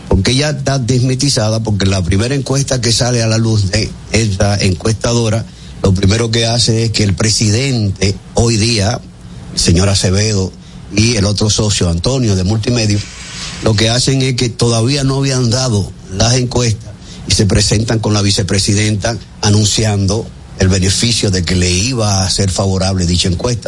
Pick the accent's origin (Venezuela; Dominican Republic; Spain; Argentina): Dominican Republic; yo, que soy dominicano